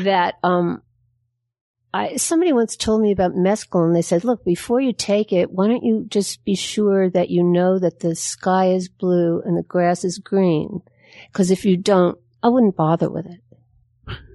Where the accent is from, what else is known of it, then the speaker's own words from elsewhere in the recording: New York, United States; I'm from New York